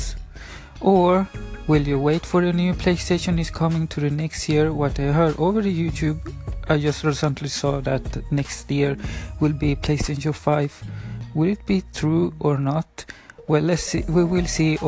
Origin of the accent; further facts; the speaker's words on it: Sweden; first language Spanish; English is a second language; I'm 27 years old from Sweden, but my parents are from Chile, from Valparaiso, the paradise city, it's in English. And yeah, my first language is Spanish, of course, and my second language is Swedish